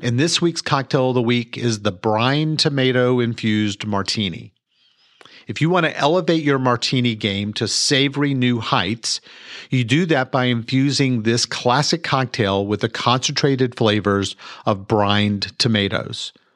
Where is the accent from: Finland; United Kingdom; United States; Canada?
United States; Mansfield, Texas; I was born and raised here in Mansfield, Texas.